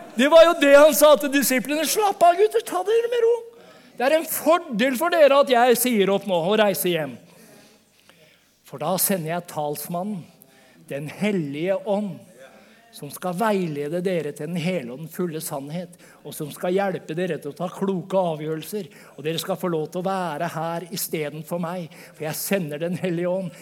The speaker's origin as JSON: {"language": "Norwegian", "region": "Vestfold", "country": "Norway", "accent": "Vestfold Norwegian", "said": "som Vestfold-norsk, Jeg kommer fra Vestfold."}